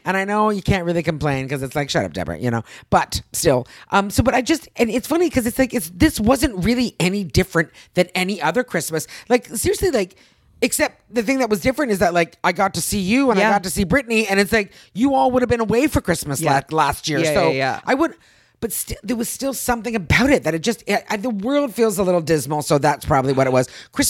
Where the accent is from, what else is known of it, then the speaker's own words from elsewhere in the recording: Canada; moved away; I'm Canadian.